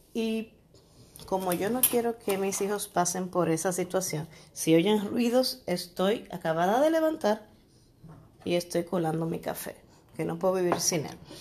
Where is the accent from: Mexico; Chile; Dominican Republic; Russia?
Dominican Republic; Santo Domingo; Sabana Perdida es un, barrio de aquí de, República Dominicana, Santo Domingo.